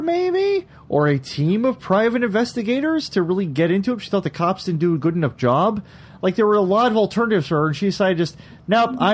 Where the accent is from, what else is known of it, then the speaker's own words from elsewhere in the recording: Michigan, United States; moved away as an adult; now in Philadelphia, United States; I'm from Michigan, but I moved to Philadelphia 11 wonderful, glorious years ago.